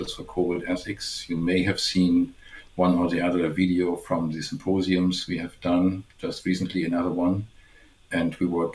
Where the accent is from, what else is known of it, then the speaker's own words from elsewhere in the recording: Germany; English is a second language; moved away as an adult; also born or lived in Mainz, Germany / Waterloo, Canada; now in Canada; as you might guess from my accent, as I already gave away, I'm from Germany.